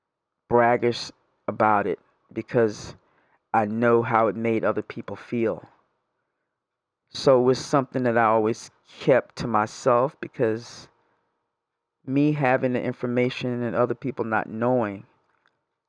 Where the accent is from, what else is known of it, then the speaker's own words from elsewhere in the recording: New York, United States; moved away; I'm originally from New York.